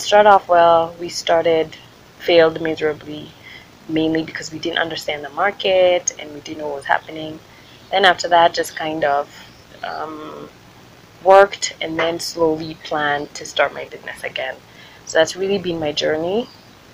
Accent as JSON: {"language": "English", "country": "Kenya"}